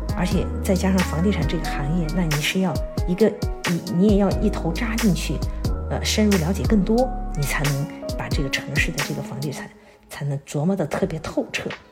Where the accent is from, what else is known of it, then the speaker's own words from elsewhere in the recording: Chengdu, Sichuan, China; moved away as an adult; now in Dallas, United States; 我是一个在天府之国土生土长的成都妹子，活了半辈子，读书工作都没离开过舒适安逸的成都